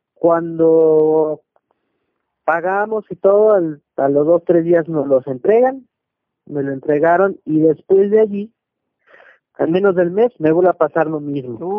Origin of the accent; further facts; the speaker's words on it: Mexico City, Mexico; yo radico y soy originario de la Ciudad de México, nací en el 81.